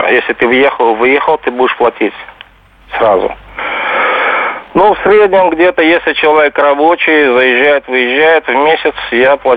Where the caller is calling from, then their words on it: Stockholm, Stockholm County, Sweden; Я звоню из Стокгольма, из Швеции.